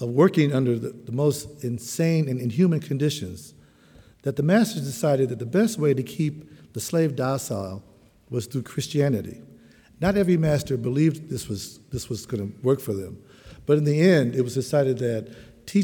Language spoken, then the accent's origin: English; Chicago, Illinois, United States; as a young man growing up in Chicago